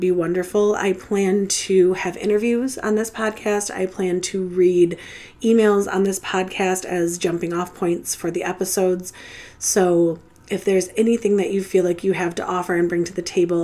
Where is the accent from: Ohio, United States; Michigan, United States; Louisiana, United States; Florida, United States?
Michigan, United States; Metro Detroit area; I am from the Metro Detroit area, which means I don't live in Detroit proper, but I am just outside of Detroit, Michigan.